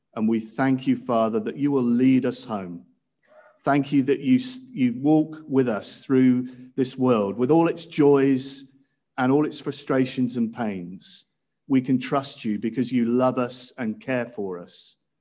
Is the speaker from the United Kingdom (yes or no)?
yes; Cirencester, South West England, United Kingdom; when I was growing up in Cirencester Baptist Church